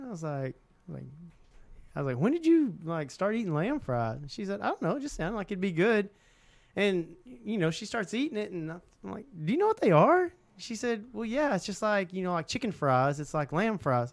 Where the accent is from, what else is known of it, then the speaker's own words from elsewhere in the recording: Southeast Oklahoma, United States; we grew up in Southeast Oklahoma where there were ton of squirrels